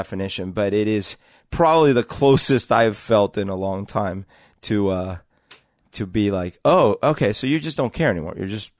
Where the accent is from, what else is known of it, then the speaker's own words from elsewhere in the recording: Bogotá, Bogotá Capital District, Colombia; So I had you know, an experience growing up in Bogota during, as we've talked about, during the years where Pablo Escobar was having a huge influence into the government and the country and all these things.